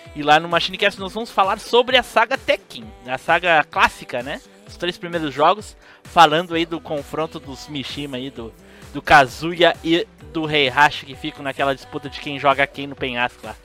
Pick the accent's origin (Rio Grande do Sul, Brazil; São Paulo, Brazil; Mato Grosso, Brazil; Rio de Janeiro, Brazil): Rio Grande do Sul, Brazil; eu sou da querência amada aí, mesmo país aí que o Ferrari, do Rio Grande do Sul